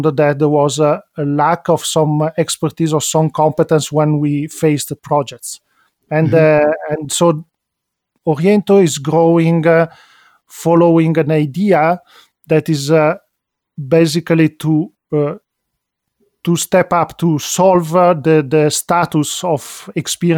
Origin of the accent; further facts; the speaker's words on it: Milan, Lombardy, Italy; also born or lived in Venice; I'm an Italian citizen, as I was born in Venice, grew up in Milano